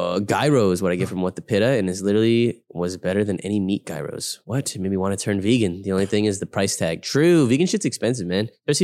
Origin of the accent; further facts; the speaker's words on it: England, United Kingdom; And I'm an English bloke.